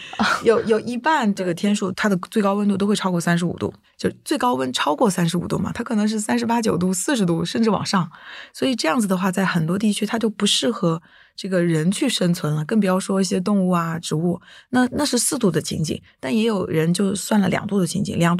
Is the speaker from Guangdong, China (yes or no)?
no; Jiangxi, China; 像我小时候呃出生在江西，以前就是每年冬天还是会下雪的